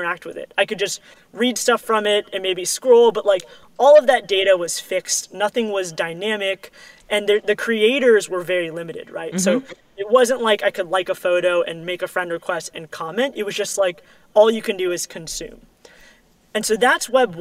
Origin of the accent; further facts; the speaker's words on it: New York City, New York, United States; moved away as an adult; I'm born and raised in New York City